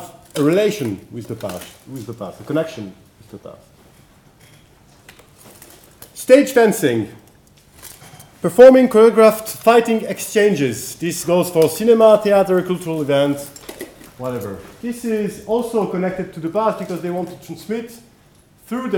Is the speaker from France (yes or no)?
yes; France; accent: French; English is a second language; my French accent